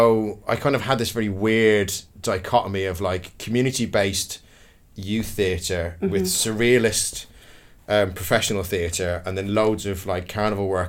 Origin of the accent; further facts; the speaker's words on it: Dublin, Leinster, Ireland; also born or lived in Kildare; now in London, United Kingdom; I was born and raised in Dublin City. And then I moved to the countryside. I moved to a place called Kildare